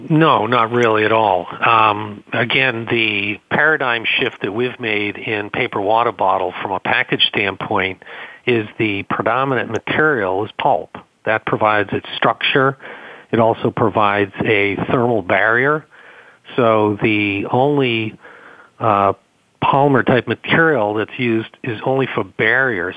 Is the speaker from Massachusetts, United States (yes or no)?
yes; Boston, Massachusetts, United States; accent: Boston; my Boston accent